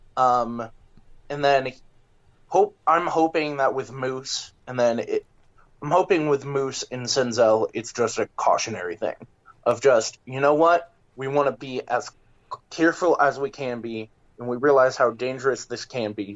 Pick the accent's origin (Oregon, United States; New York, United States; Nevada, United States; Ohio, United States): Ohio, United States; Miamisburg; I am from um, Miamisburg, Ohio. Um, Chris Garber, both me and him were from Miamisburg. Um, so that's a little bit south of Dayton, Ohio. It's a it's like 15, 20 minutes south of there, and I've spent my entire life in the Dayton area, Cincinnati area